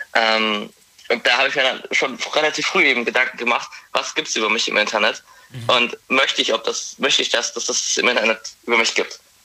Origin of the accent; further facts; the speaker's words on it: Forchheim, Bavaria, Germany; komme aus Forchheim, das ist in Oberfranken.